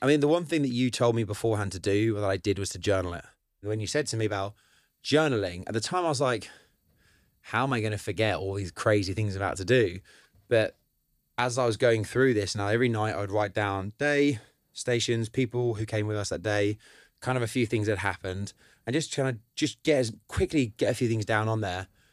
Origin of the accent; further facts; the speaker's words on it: Cambridge, East of England, United Kingdom; also born or lived in Madrid; I grew up around Cambridge